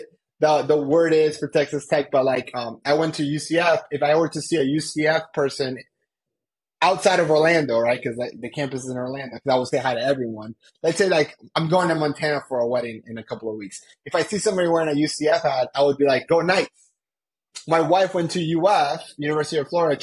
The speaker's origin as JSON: {"language": "English", "country": "Colombia", "moved": "yes", "lives_now": "United States", "said": "I'm from Colombia. I'm also an immigrant, and I came to the United States."}